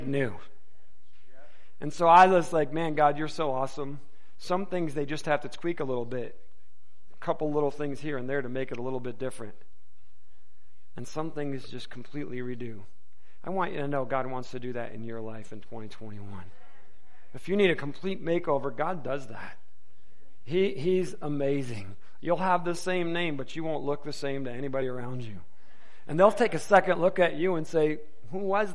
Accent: Detroit, Michigan, United States; moved away; I was born and raised in the Detroit metro area

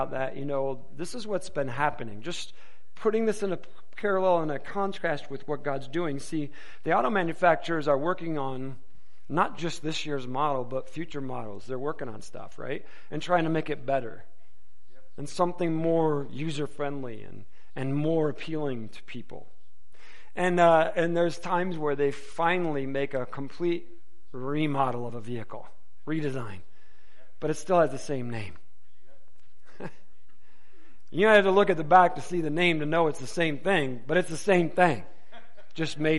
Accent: Detroit, Michigan, United States; moved away; I was born and raised in the Detroit metro area

